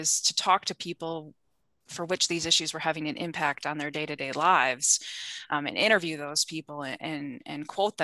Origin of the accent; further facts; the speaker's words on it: southwestern Wisconsin, United States; The small town that I grew up in southwestern Wisconsin, my mom started a weekly newspaper in my hometown